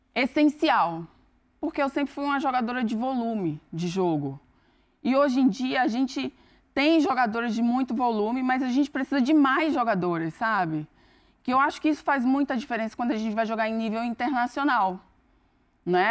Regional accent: Northeast Region, Brazil; now in Campinas, Brazil; eu sou do Nordeste

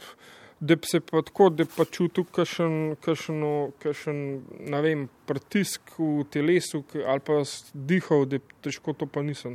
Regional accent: Tržič, Upper Carniola, Slovenia; iz Tržiča

